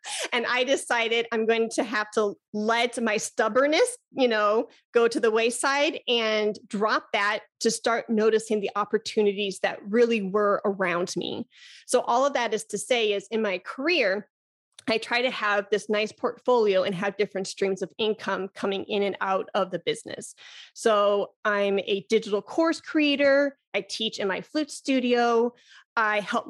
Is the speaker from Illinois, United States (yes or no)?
yes; Chicago, Illinois, United States; now in Texas, United States; I'm originally from Chicago.